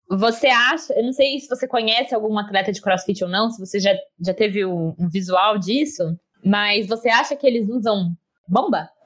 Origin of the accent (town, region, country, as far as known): Campinas region, São Paulo, Brazil